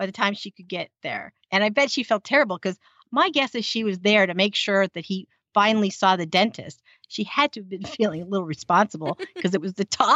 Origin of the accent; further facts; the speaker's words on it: United States; as an American